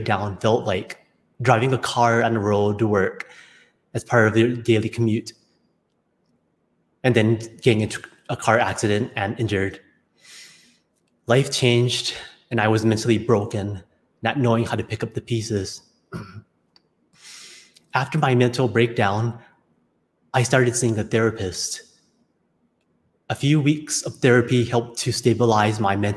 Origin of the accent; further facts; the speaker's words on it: Honolulu, Hawaii, United States; I was born in Honolulu, Hawaii, into a traditional Asian family